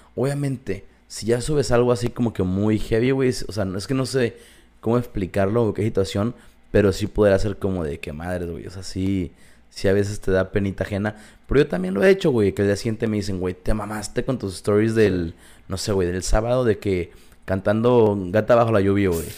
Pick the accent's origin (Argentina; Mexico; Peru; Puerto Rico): Mexico; somos mexicanos